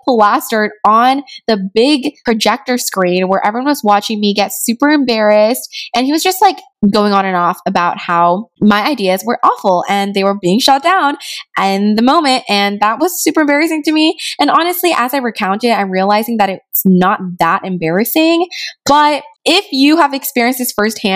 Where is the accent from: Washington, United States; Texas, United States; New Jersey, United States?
Texas, United States; Rio Grande Valley; moved away as an adult; I grew up in Rio Grande Valley in a primarily Hispanic community where a lot of people spoke Spanish